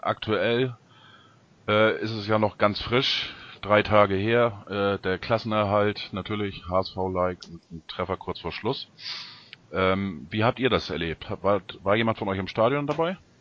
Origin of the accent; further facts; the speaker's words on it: Ostholstein, Schleswig-Holstein, Germany; aus meiner Heimat, aus Ostholstein